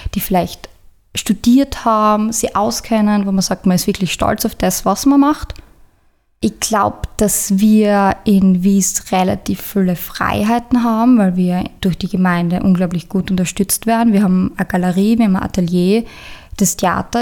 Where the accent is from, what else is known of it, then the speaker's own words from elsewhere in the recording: Eibiswald, Styria, Austria; Ich bin ursprünglich aus Eibiswald